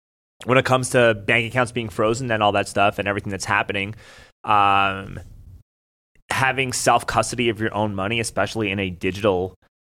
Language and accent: English; New York City, New York, United States; moved away as an adult; now in Austin, United States; I moved here from New York